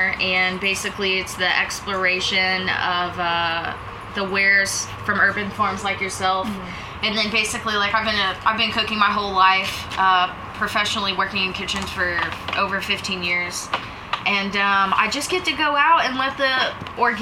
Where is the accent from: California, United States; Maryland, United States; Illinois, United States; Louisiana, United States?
Louisiana, United States; Lafayette; also born or lived in Baton Rouge, Louisiana; I'm originally from Lafayette, Louisiana and Baton Rouge